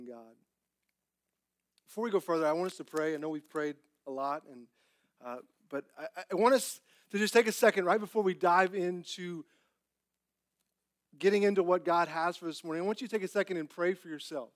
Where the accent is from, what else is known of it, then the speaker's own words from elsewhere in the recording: Texas, United States; also born or lived in Clyde, Texas; growing up in Texas